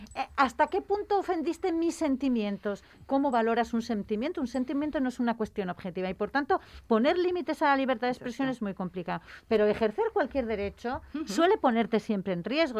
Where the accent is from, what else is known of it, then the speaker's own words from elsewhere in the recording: Gijón, Asturias, Spain; yo vengo de Sisión. O sea, mi infancia he visto la mitad de Sisión en llamas